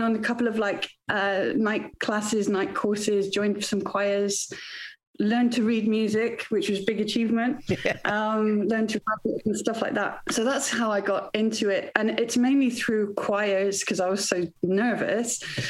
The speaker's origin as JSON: {"language": "English", "region": "Wales", "country": "United Kingdom", "tie": "born or raised there", "said": "Anyway, because I grew up in Wales, where singing is a competitive sport. It's hardcore."}